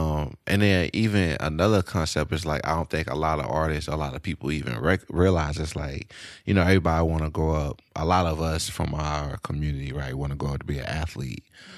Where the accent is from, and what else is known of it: Shreveport, Louisiana, United States; born or raised there; now in Austin, United States